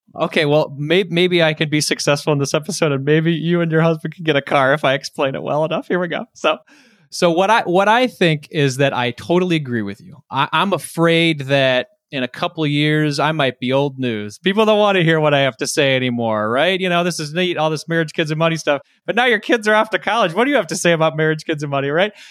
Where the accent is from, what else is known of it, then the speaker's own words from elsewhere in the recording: Detroit, Michigan, United States; I'm from Detroit